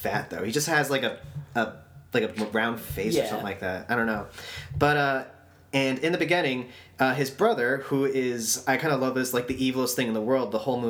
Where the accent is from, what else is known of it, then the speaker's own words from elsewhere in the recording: Texas, United States; I'm from Texas, right?